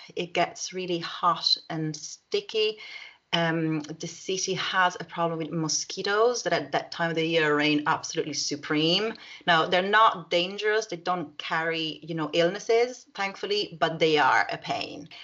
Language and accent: English; Rome, Lazio, Italy; Rome is my hometown